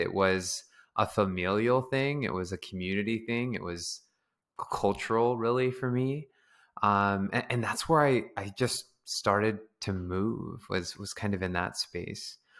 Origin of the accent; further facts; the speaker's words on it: San Diego, California, United States; moved away as an adult; also born or lived in Bay Area, California; now in Los Angeles, United States; growing up in San Diego, there was a lot of dance